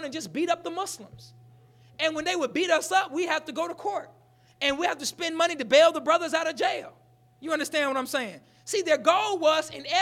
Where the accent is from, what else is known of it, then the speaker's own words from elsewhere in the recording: the South, United States; I grew up in the South.